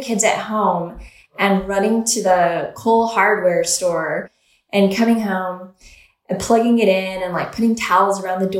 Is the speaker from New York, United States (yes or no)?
no; Oklahoma, United States; now in San Francisco Bay Area, United States; I'm from Oklahoma, and we have tornado season.